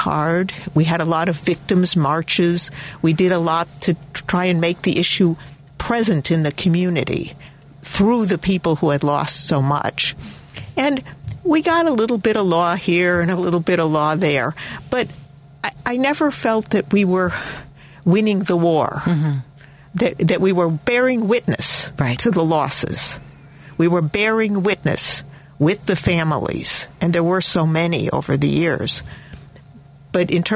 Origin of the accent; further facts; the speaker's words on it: Chicago, Illinois, United States; I grew up in Hyde Park in that ward